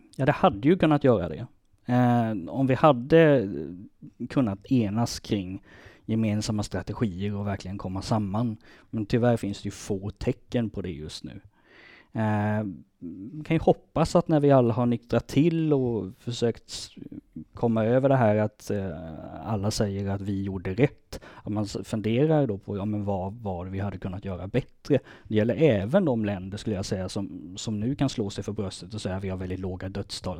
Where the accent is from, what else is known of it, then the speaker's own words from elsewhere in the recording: Småland, Sweden; moved away; also born or lived in Lund; jag är smålänning.